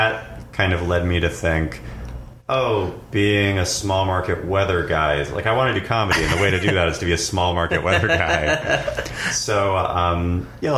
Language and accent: English; Marysville, Washington, United States; now in Los Angeles, United States; I'm from Washington State. I grew up in a small town called Marysville that's like about 45 minutes north of Seattle on the I-5 corridor.